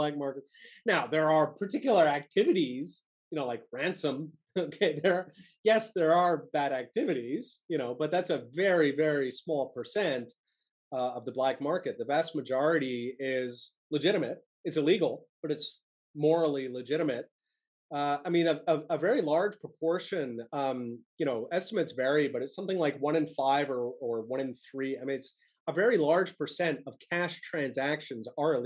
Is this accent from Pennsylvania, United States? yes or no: yes; Philadelphia, Pennsylvania, United States; I grew up in Philadelphia